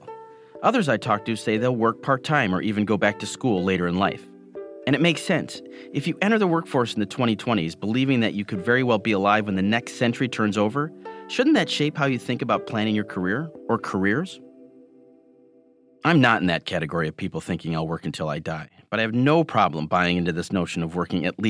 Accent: Michigan, United States; Growing up in Michigan, where automotive jobs were disappearing and pensions were being taken away

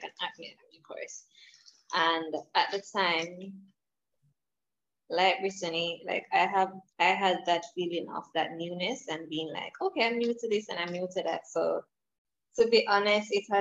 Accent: Jamaica; I am from Jamaica, so I'm not in the US.

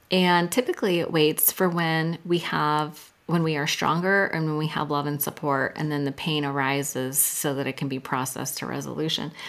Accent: Silicon Valley, California, United States; I'm from Silicon Valley and I was in high tech sales

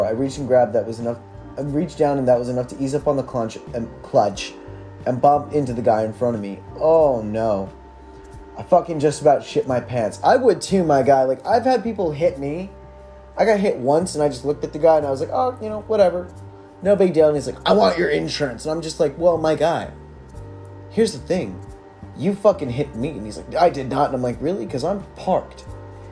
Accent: California, United States; born and raised in California

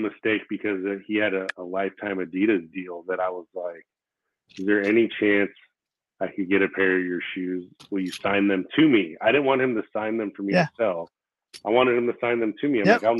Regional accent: Florida, United States; first language Korean; English is a second language; also born or lived in New York; He's from Florida. I'm from Florida.

